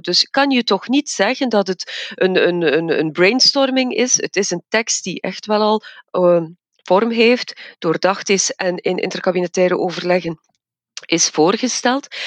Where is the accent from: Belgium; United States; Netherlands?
Belgium; Evergem, Flanders; ik zit zelf in het vaccinatiecentrum bij ons in Evergem als farmaceutisch expert.